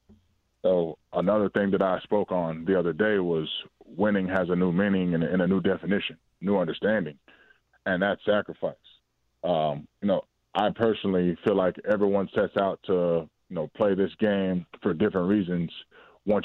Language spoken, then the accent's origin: English; Atlanta, Georgia, United States; moved away as an adult; now in Chicago, United States; my hometown in Atlanta